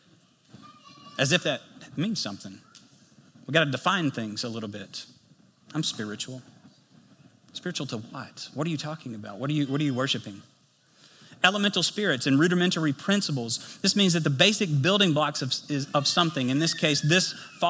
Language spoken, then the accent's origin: English; United States; if you were to go to my hometown, you go to White County, you go into Nally Valley